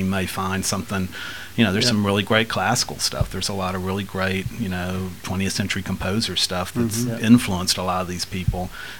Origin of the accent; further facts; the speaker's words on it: Washington, United States; we don't walk around going, "We're from Washington State," you know, kind of thing.